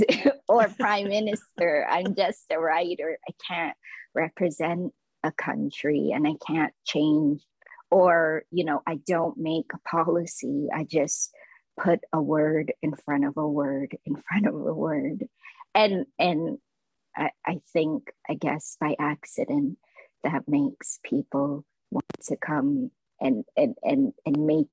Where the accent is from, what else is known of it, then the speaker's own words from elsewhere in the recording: Toronto, Ontario, Canada; also born or lived in Lao refugee camp, Thailand; I grew up in the Kiel and Eglinton West area, and everyone around me was an immigrant or a refugee